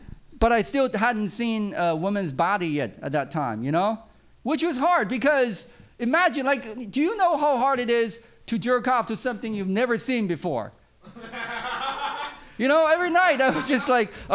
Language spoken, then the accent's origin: English; China; now in United States; I grew up in China, overseas actually